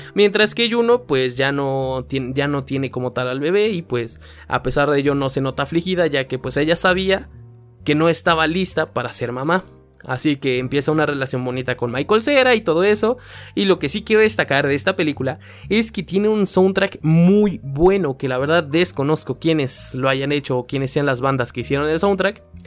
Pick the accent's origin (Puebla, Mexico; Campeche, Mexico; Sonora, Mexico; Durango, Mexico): Puebla, Mexico; estaban grabando aquí en mi ciudad, en el estadio Cuauhtémoc, porque sí soy de Puebla